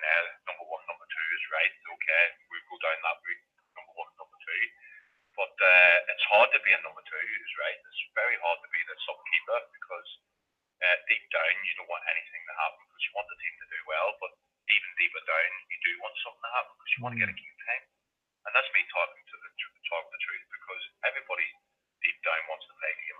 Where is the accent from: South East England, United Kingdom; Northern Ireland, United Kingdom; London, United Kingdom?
Northern Ireland, United Kingdom; moved away; I'm from Northern Ireland